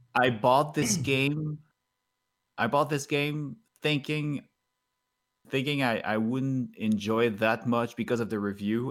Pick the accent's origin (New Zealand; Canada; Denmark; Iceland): Canada; English is a second language; as a Canadian